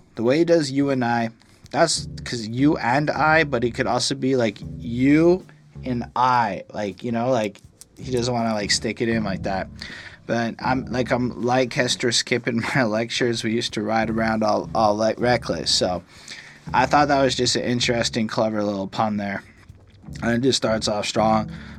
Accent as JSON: {"language": "English", "town": "Streatham", "region": "London", "country": "United Kingdom", "tie": "born or raised there", "said": "I grew up in Streatham."}